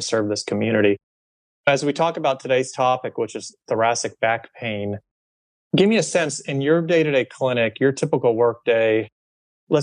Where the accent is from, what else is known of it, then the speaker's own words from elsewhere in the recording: Ohio, United States; moved away; my home state, which is the state of Ohio